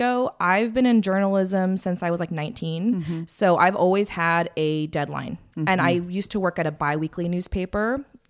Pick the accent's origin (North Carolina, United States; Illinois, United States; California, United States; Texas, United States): California, United States; Atascadero; also born or lived in San Francisco / Hermosa Beach; I was born in San Francisco, and then my parents moved. Or we lived in Hermosa Beach. Oh my God. Until I was 9. And then that's when my parents had the big dream to move to Atascadero and get property and horses.